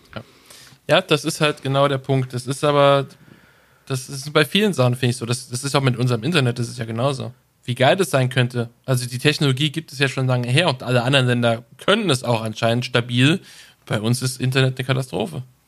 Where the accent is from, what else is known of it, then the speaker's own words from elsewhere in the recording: Germany; Da sind wir Deutsche sehr, sehr stolz darauf